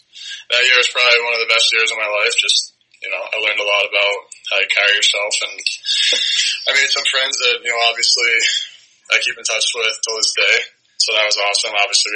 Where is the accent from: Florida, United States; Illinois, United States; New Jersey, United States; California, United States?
New Jersey, United States; Nutley; Yeah, so I'm from New Jersey. I'm from Nutley, New Jersey. It's like right outside New York City.